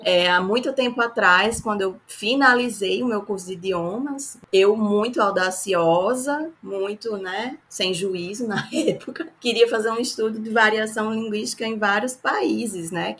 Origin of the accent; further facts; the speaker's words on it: Northeast Region, Brazil; accent: nordestino; meu sotaque nordestino